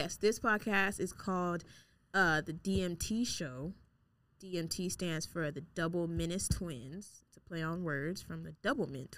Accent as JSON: {"language": "English", "area": "Broward County", "region": "Florida", "country": "United States", "said": "I'm from Broward"}